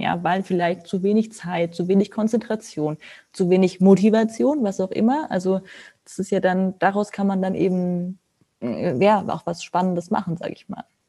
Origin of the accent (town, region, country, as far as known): Germany